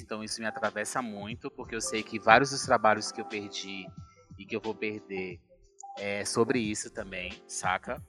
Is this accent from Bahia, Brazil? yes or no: yes; Ipirá, Bahia, Brazil; moved away as an adult; also born or lived in Salvador, Brazil; now in São Paulo, Brazil; eu sou baiana. Eu sou de Ipirá, que é uma cidadezinha que fica lá no sertão da Bahia